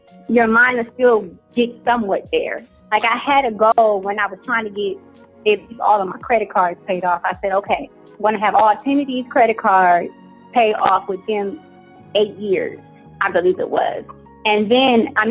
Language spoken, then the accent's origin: English; Cleveland, Ohio, United States; moved away as an adult; also born or lived in Atlanta; I am originally from Cleveland, Ohio